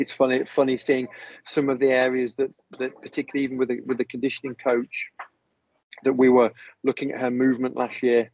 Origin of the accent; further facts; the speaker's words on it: Leicester, East Midlands, United Kingdom; moved away as an adult; also born or lived in south of France; now in France; I'm from Leicester in England